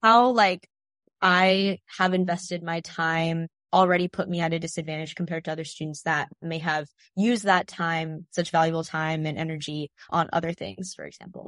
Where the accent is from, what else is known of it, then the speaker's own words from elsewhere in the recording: Tyler, Texas, United States; We're both from Texas